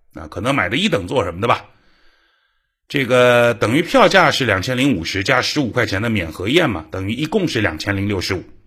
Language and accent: Chinese; China; 我们中国人